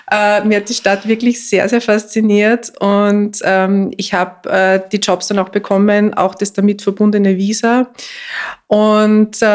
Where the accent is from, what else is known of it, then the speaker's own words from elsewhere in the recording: Mühlviertel, Upper Austria, Austria; moved away; also born or lived in Linz / New York; ich bin ursprünglich Mühlviertlerin, also ich bin aufgewachsen im äh, Mühlviertel in einem kleinen Ort in einem Haus- und Küchengerätegeschäft, wo nebenan die Spenglerei von meinem Großvater und von meinem Vater war.